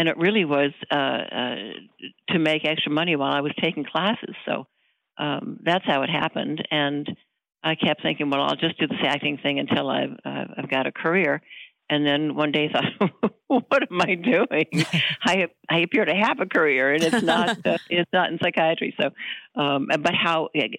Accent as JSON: {"language": "English", "region": "Florida", "country": "United States", "tie": "born or raised there", "also_born_or_lived": "Milwaukee, Wisconsin", "moved": "as an adult", "lives_now": "Los Angeles, United States", "said": "I was raised in Florida. I was born in Milwaukee. And my family moved to Florida when I was about 8 years old"}